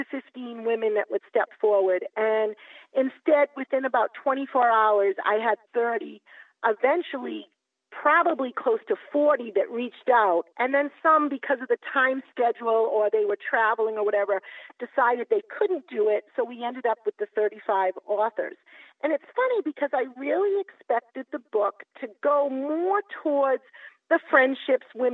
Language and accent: English; Massachusetts, United States; I'm from Massachusetts